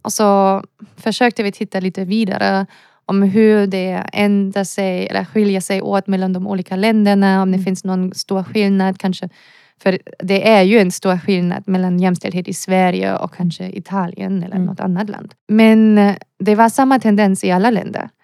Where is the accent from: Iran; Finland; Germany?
Germany; Swedish is a second language; moved away as an adult; also born or lived in Lund, Sweden; now in Gothenburg, Sweden; Jag som en tysk person eller europeisk person